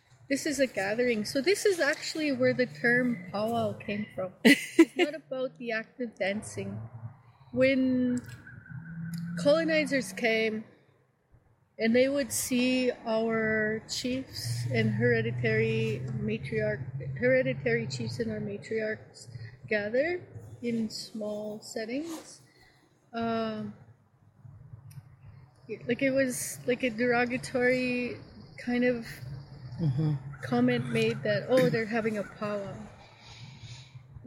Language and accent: English; Maskwacis, Alberta, Canada; also born or lived in Siksika Nation, southern Alberta; I was born and raised for the first part of my life in southern Alberta, and then I was relocated. I was moved to Muscogees when I was about 9 or 10 years old